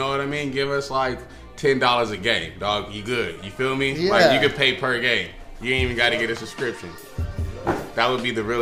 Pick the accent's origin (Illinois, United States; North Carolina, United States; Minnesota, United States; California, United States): California, United States; Barstow; I'm from a small town, I'm from Barstow.